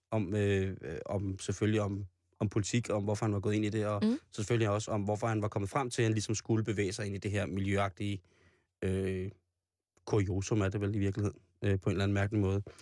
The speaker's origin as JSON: {"language": "Danish", "town": "Roskilde", "region": "Zealand", "country": "Denmark", "tie": "born or raised there", "said": "Lejre det ligger lidt uden for Roskilde, hvor jeg voksede op"}